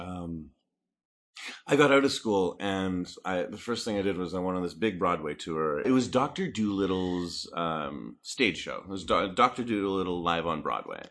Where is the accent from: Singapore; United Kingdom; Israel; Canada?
Canada; moved away; also born or lived in Saskatoon, Saskatchewan / Texas; I started in Canada. I'm, I'm Canadian